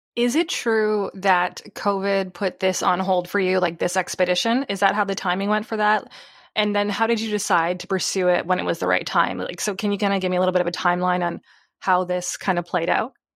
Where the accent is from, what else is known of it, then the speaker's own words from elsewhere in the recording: Tilbury, Ontario, Canada; I'm actually from Southern Ontario. It's actually called Tilbury.